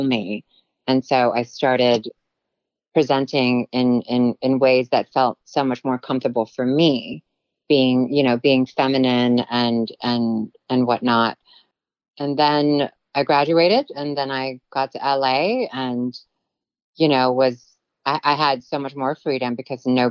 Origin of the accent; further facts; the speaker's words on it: Guam; first language Tagalog; English is a second language; also born or lived in Philippines; now in Los Angeles, United States; growing up in Guam was very different than growing up in the Philippines.